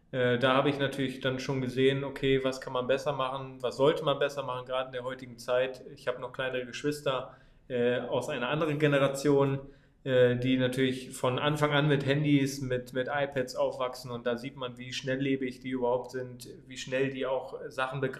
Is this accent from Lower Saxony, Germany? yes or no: yes; Oldenburg, Lower Saxony, Germany; born there; äh, bin 24 Jahre alt, bin gebürtiger Oldenburger